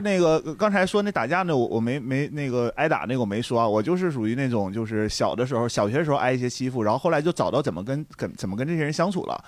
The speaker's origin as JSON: {"language": "Chinese", "region": "Northeast China", "country": "China", "said": "因为东北人"}